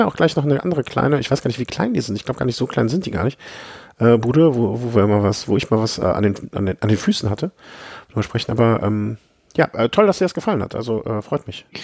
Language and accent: German; Düsseldorf, North Rhine-Westphalia, Germany; born there; Ja also ich, ich bin ja geborener Düsseldorfer, auch wenn das äh, zwischendurch hier nicht so unbedingt, äh, deswegen kenne ich mich da noch so ein bisschen aus.